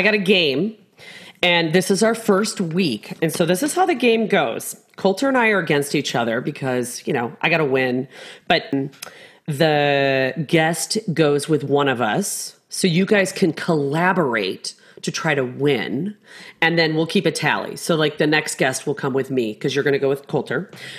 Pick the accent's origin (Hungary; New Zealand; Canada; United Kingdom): United Kingdom; England; I'm actually English and British, but okay.